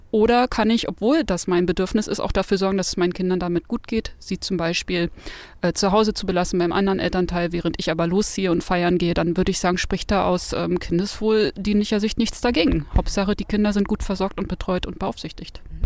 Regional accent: Berlin, Germany; ich bin in Berlin geboren

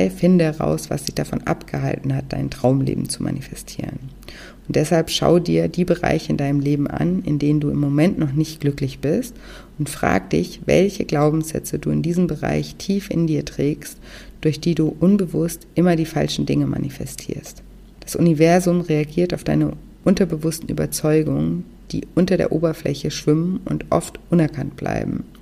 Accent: Konstanz, Baden-Württemberg, Germany; Ich bin zum Beispiel auch vor einigen Jahren wieder nach Konstanz gezogen, meine Heimatstadt, und wollte dort eine Wohnung kaufen.

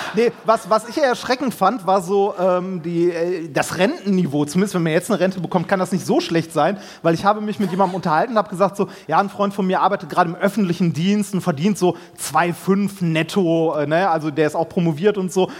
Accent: Essen, North Rhine-Westphalia, Germany; ich bin in Essen-Altendorf groß geworden

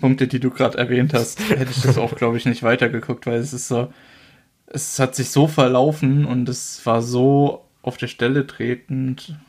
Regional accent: Germany; bei uns in Deutschland

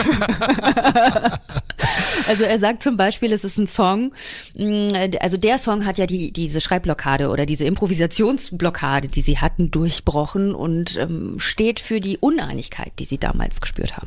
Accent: Germany; Bei uns in Deutschland

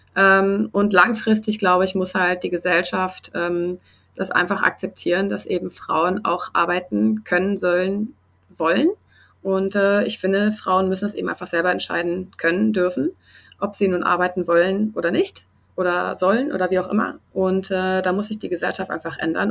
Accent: Germany; now in Sydney, Australia; bei uns in Deutschland

